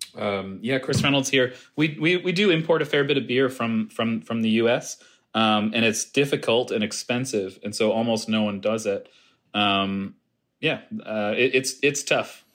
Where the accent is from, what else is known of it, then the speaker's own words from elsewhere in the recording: Halifax, Nova Scotia, Canada; I'm a Halifax native